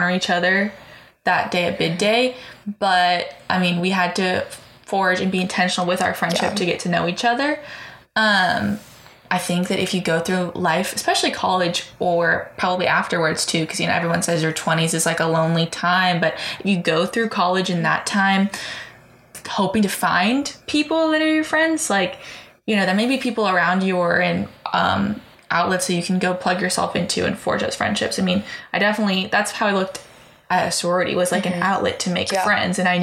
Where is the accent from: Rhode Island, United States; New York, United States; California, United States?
California, United States; San Francisco; moved away as an adult; now in Waco, United States; I'm from Bay Area, San Francisco